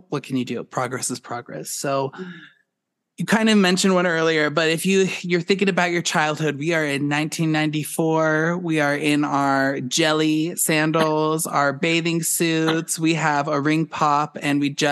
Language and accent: English; Boulder, Colorado, United States; I grew up in Boulder